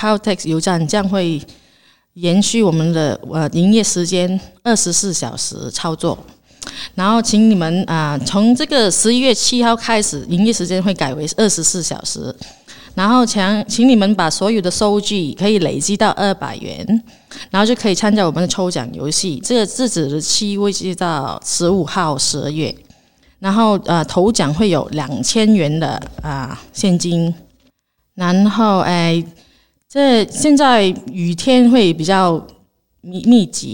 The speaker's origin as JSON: {"language": "English", "country": "Malaysia", "second_language": "English", "moved": "yes", "lives_now": "Australia", "said": "as a Malaysian"}